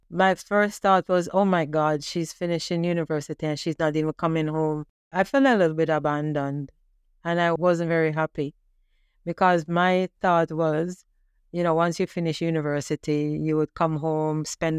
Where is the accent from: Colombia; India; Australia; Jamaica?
Jamaica; now in Canada; I remember growing up in Jamaica, and my parents, they struggled to provide for us.